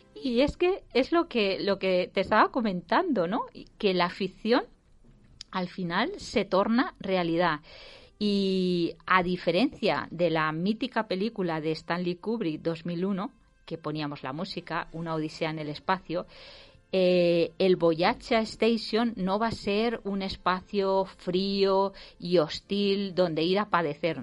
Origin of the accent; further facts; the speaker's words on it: Valencia, Valencian Community, Spain; soy de Valencia.